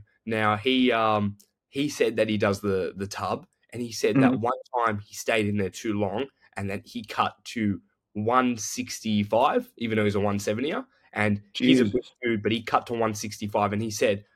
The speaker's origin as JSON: {"language": "English", "country": "Australia", "said": "I'm Australian"}